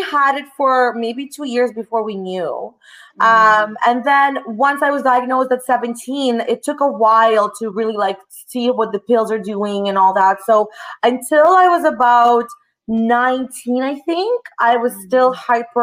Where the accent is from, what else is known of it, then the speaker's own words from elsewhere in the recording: Toronto, Ontario, Canada; also born or lived in Russia; I was born in Russia. I'm an only child. And at the age of 9, my dad decided to move my mom and I to Toronto, Canada